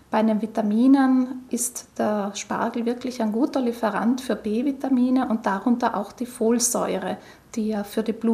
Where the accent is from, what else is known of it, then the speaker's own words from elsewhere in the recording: Trentino-Alto Adige, Italy; Bei uns in Südtirol ist die sogenannte Bozner Soße mit frischem Schnittlauch beliebt, auf der Basis von hartgekochten Eiern.